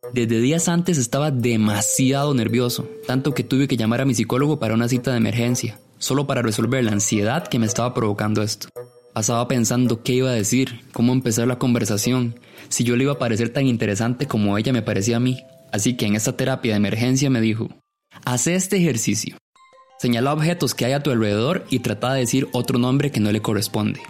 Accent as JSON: {"language": "Spanish", "town": "Ciudad Quesada", "region": "Alajuela", "country": "Costa Rica", "tie": "born or raised there", "moved": "as an adult", "lives_now": "San José, Costa Rica", "said": "Yo nací en Ciudad Quesada y me vine a trabajar a San José primero en el 2009"}